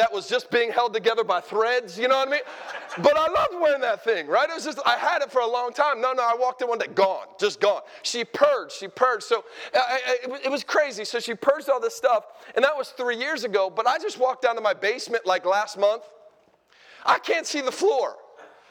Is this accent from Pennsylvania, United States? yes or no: yes; Philadelphia, Pennsylvania, United States; We're from Philadelphia, the home of the world champion Eagles